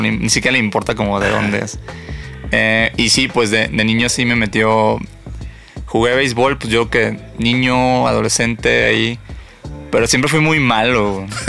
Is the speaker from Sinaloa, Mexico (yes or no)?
yes; Mazatlán, Sinaloa, Mexico; moved away; Soy de Mazatlán